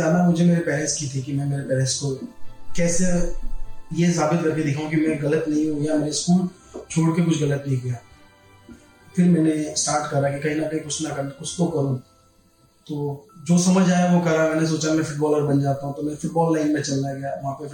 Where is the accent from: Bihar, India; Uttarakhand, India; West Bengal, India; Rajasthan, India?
Rajasthan, India; Mount Abu; और मैं माउंट आबू से